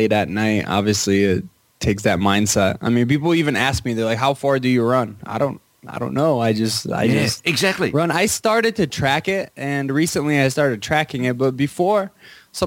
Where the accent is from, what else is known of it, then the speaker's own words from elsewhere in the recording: Poland; I was born in Poland